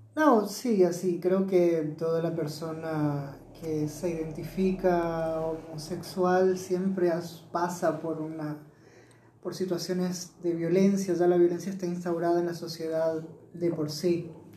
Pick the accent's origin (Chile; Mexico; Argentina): Argentina; Mendoza; moved away as an adult; also born or lived in Buenos Aires; con 18 años me fui de acá, nací acá en Mendoza y me fui a Buenos Aires con una beca a estudiar